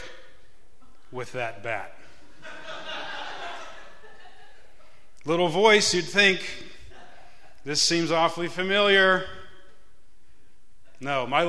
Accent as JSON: {"language": "English", "town": "Pittsburgh", "region": "Pennsylvania", "country": "United States", "tie": "born or raised there", "said": "We grew up in Pittsburgh"}